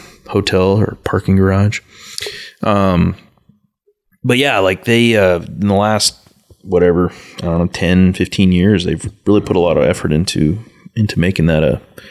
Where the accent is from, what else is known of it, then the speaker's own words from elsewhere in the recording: Kearney, Nebraska, United States; also born or lived in McCook, Nebraska; now in Lincoln, United States; for a long time, I was like, no, Lincoln's not my hometown. I'm like, I was born in McCook. Kearney is where, you know, I grew up.